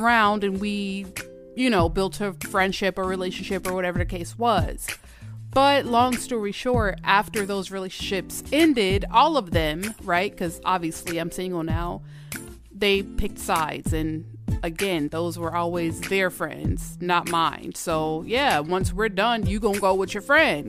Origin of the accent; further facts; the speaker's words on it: Georgia, United States; moved away as an adult; now in Minnesota, United States; I'm from Georgia, all right? I went to elementary, middle school, high school, and college in Georgia, all in Georgia